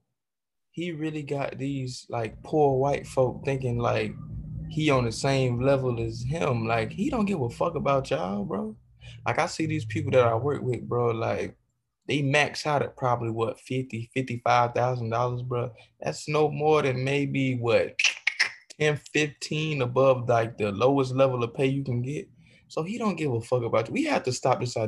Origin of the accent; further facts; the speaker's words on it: the South, United States; as a young kid, you know, growing up in the South